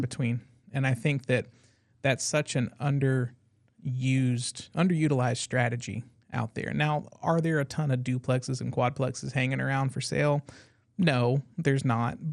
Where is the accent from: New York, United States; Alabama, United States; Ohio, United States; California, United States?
New York, United States; Brooklyn; moved away; Brooklyn native